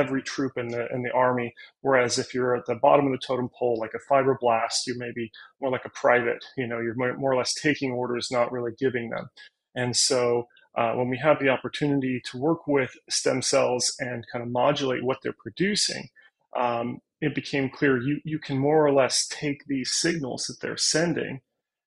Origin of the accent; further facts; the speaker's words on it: Northern California, United States; also born or lived in United Kingdom; I'm from Northern California